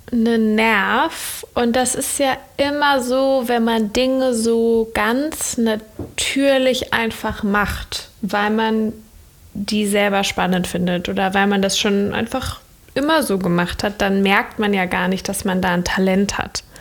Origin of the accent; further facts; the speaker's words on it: Cologne, North Rhine-Westphalia, Germany; now in Berlin, Germany; ich komme ähm, aus Köln ursprünglich. Also ich bin an einem anderen Ort geboren in Deutschland. Ich bin als junges Kind auch viel umgezogen, aber Köln ist so der Ort, wo ich herkomme und lebe aber inzwischen in Berlin.